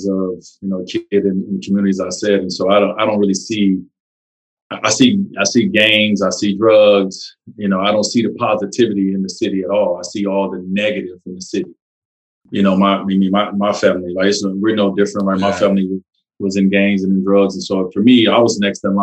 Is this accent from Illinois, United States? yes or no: yes; Chicago, Illinois, United States; also born or lived in Robbins, Illinois; I grew up on 59th and Prairie. You know, that's what I use for my production company. That's what I claim. But also, too, I grew up in Robbins. And in Robbins, Illinois